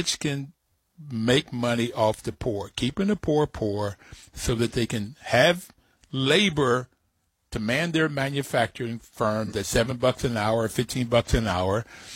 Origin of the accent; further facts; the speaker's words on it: Bluefield, West Virginia, United States; I grew up in Bluefield, West Virginia, on top of a hill, and we were all working poor